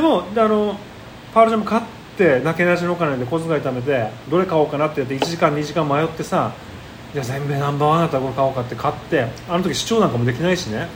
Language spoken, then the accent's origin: Japanese; Okinawa, Japan; 俺らの、えー、出身の沖縄市で